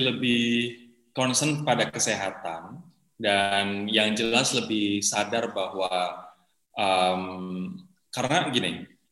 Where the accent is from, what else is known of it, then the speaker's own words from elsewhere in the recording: Java, Indonesia; now in Jakarta, Indonesia; aku sebagai orang Jawa